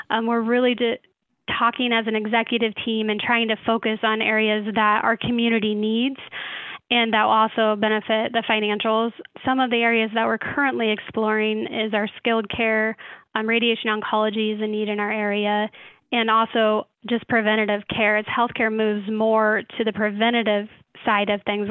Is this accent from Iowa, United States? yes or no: yes; Clarinda, Iowa, United States; I then moved back to my hometown in Clarinda, Iowa